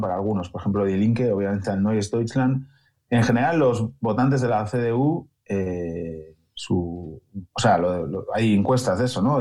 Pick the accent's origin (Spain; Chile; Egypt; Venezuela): Spain; now in Germany; para mí como español y por el sistema de medios que tenemos en, en España